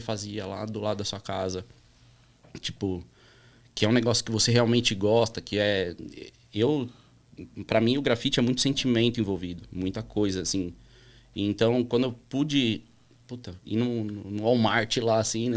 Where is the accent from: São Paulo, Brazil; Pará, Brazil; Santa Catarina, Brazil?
São Paulo, Brazil; also born or lived in Orlando, Florida, United States; Sou nascido na Vila Monumento, uhum. que, é, que é bairro colado ali, uhum. atravessa uma rua, atravessa a avenida ali do Museu do Ipiranga